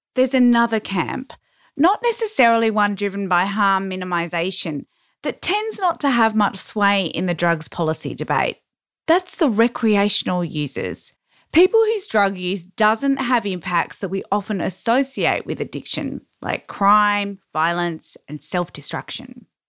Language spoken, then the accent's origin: English; Canberra, Australian Capital Territory, Australia; my hometown of Canberra